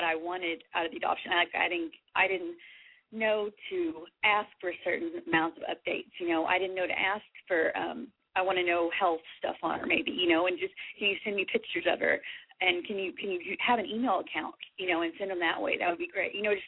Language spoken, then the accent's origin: English; Texas, United States; I'm from Texas